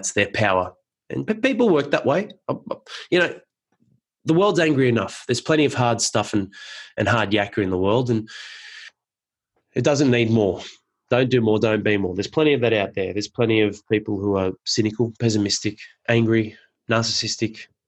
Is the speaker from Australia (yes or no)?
yes; Penrith, New South Wales, Australia; I grew up in Penrith and loved my upbringing there.